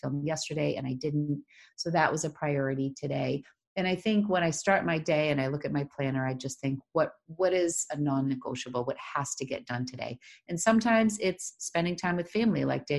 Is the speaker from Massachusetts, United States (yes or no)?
yes; Leominster, Massachusetts, United States; accent: Boston; The people of Connecticut made fun of my Boston accent, which I grew up in Leominster. So that's about 40 miles west of Boston.